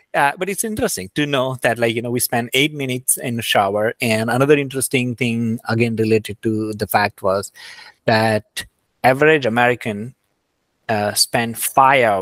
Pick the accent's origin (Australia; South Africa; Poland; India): India; I grew up in India